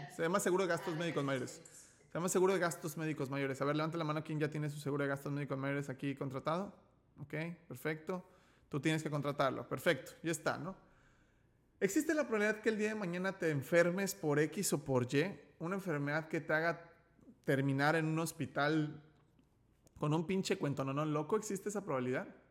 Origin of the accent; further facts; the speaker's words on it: Mexico; also born or lived in León, Guanajuato; como nací en México, yo hablo español